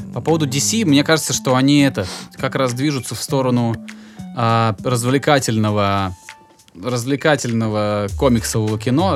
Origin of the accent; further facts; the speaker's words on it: Volgograd, Volgograd Oblast, Russia; я, я сам из Волгограда